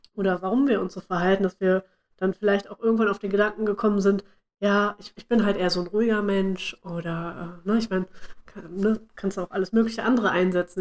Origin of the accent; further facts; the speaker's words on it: Bad Pyrmont, Lower Saxony, Germany; moved away; zu Hause in meinem, äh, meinem Heimatdorf, sage ich mal, also in Bad Pyrmont.